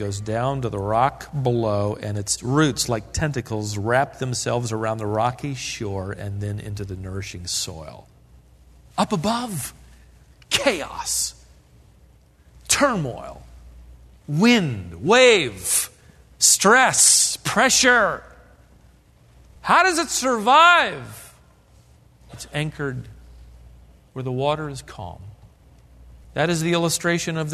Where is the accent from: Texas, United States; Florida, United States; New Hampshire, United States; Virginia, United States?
Virginia, United States; Norfolk; as a boy growing up near Ocean View in Virginia, Norfolk, Virginia